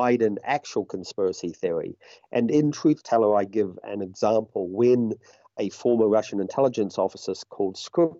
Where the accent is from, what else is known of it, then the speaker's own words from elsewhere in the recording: New Zealand; my home country